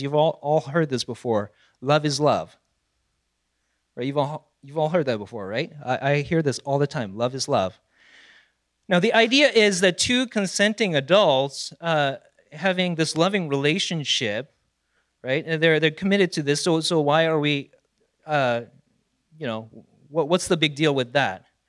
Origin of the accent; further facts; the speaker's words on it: South Korea; moved away; I was born and raised in South Korea